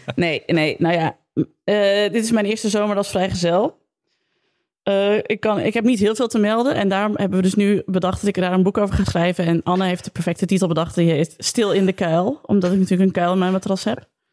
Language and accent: Dutch; Zwolle, Overijssel, Netherlands; ik uit Zwolle kom.